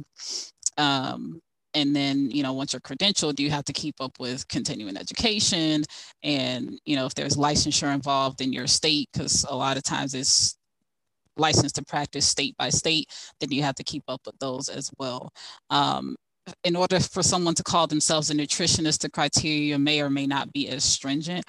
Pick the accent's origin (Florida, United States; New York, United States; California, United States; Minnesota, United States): Florida, United States; Fort Lauderdale; moved away as an adult; now in Ohio, United States; most of my family's in Jacksonville, but I grew up in Fort Lauderdale